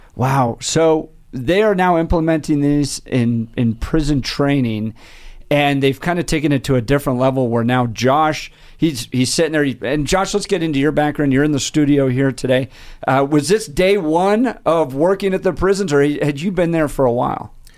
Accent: Colorado, United States; I grew up in Colorado's public school systems all through the eighties

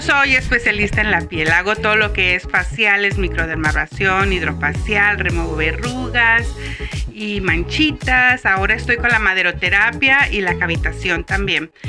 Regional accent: Tijuana, Baja California, Mexico; soy de Tijuana, Baja California

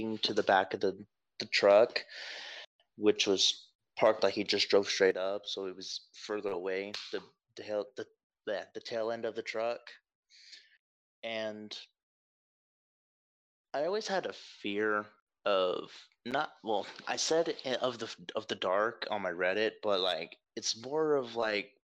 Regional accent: North Georgia, United States; I'm from Georgia, North Georgia, up at the base hills of what I assume would be the Appalachian region

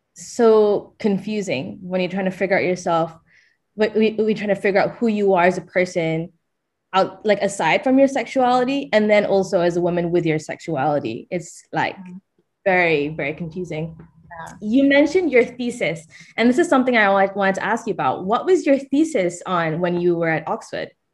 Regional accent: Malaysia; moved away; growing up in Malaysia from an affluent family

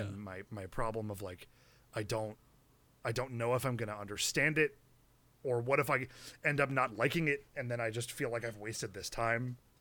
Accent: United States

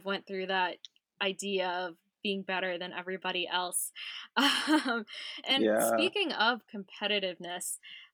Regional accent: San Jose, California, United States; my childhood was in San Jose, California

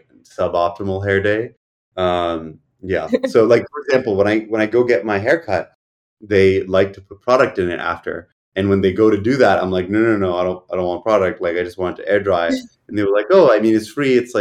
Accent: New York, United States; also born or lived in Boston; I grew up here, and I had like a few stints where I lived elsewhere.

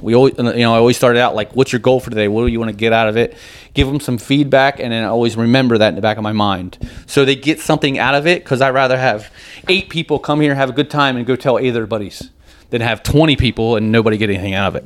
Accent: New Jersey, United States; when you're growing up in Jersey on a dirt bike

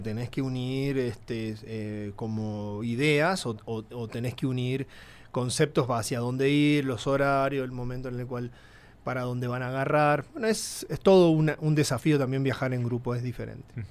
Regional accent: El Colorado, Formosa, Argentina; born or raised there; moved away as an adult; also born or lived in Buenos Aires; now in Mexico

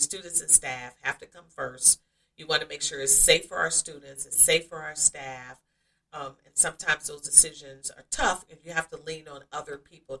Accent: Oxford, Mississippi, United States; also born or lived in Akron / Columbus / Saginaw / Cleveland Heights; Yes, I moved from Akron, Ohio to Columbus to Saginaw, Michigan to Cleveland Heights, Ohio, and then back to Columbus. And I'm from Mississippi, from Oxford, Mississippi.

